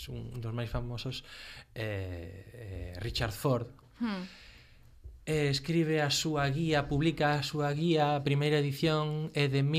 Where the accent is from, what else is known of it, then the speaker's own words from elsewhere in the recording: Lugo, Galicia, Spain; eu son de Lugo